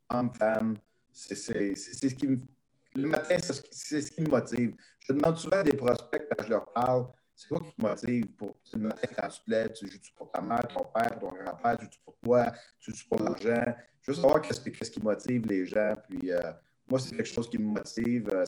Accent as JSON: {"language": "French", "region": "Quebec", "country": "Canada", "said": "chez nous au Québec"}